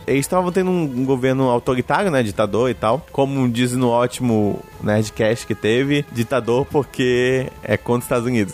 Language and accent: Portuguese; Brazil; a gente é brasileiro